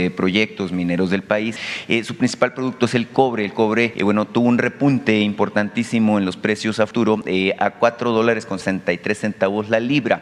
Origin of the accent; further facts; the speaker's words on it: Cananea, Sonora, Mexico; en Cananea, allá, en mi tierra